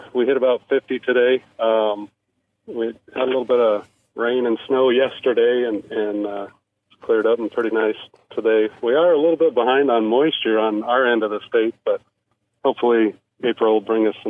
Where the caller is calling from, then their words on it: Colstrip, Montana, United States; Yes, sir. We're actually in Colstrip, Montana. It's pretty much south and east of Billings.